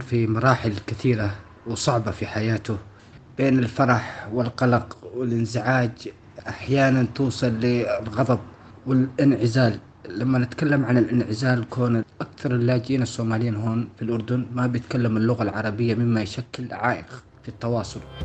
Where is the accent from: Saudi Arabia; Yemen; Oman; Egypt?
Yemen; now in Jordan; أنا لاجئ من اليمن